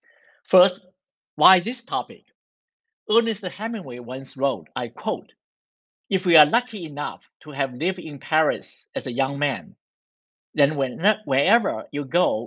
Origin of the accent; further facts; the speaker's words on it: Shanghai, China; moved away as an adult; now in United States; I was born and raised in Shanghai.